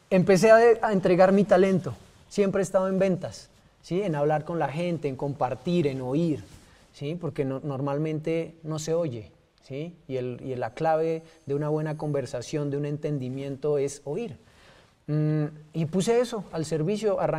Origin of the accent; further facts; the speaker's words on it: Pasto, Nariño, Colombia; also born or lived in Putumayo / Cali / Panamá; now in Bogotá, Colombia; Nací en Pasto, viví en el Putumayo, viví en Cali, viví en Bogotá, viví en Panamá. Y hoy nuevamente estoy aquí